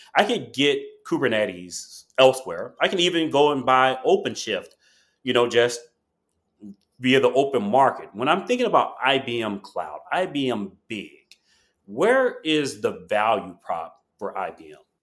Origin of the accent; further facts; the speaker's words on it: Chicago, Illinois, United States; I'm from Chicago